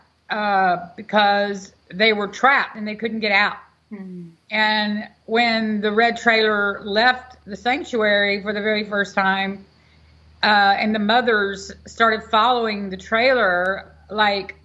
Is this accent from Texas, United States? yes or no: yes; Houston, Texas, United States; now in Angleton, United States; I was from Texas.